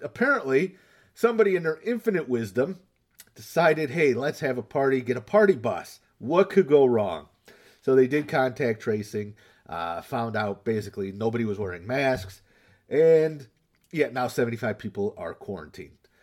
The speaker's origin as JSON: {"language": "English", "town": "Northville", "country": "United States", "tie": "born or raised there", "said": "my hometown, um, Northville"}